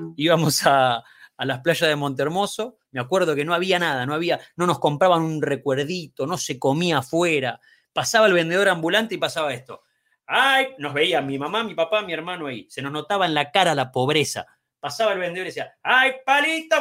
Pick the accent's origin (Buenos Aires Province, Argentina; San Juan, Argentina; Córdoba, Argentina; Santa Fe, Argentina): Buenos Aires Province, Argentina; Bahía Blanca; now in Buenos Aires, Argentina; nací en Bahía Blanca